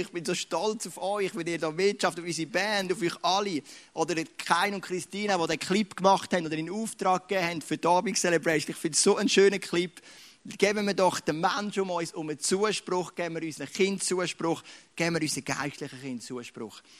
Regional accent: Switzerland; Ich bin ein Schweizer, das ist meine Identität.

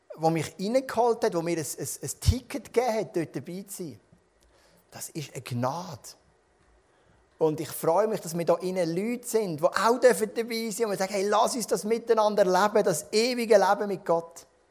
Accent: Switzerland; Wir sind Schweizer

